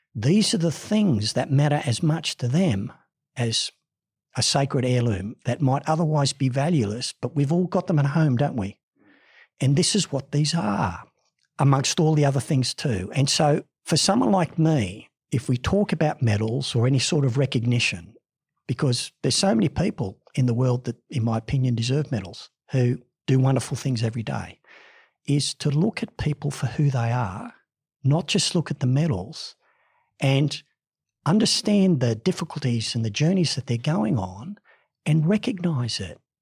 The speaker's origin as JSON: {"language": "English", "town": "Ipswich", "region": "Queensland", "country": "Australia", "tie": "born or raised there", "also_born_or_lived": "Sydney", "said": "While I was born in Sydney, I was actually raised in Ipswich in Queensland"}